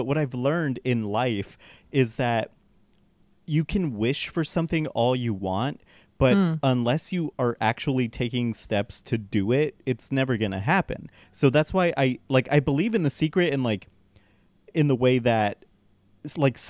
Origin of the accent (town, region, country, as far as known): Colorado, United States; born or raised there; now in Los Angeles, United States